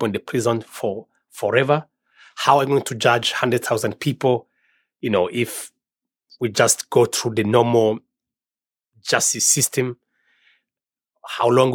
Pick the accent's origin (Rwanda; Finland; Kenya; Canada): Rwanda; I'm from Rwanda and I'm the director of CARSA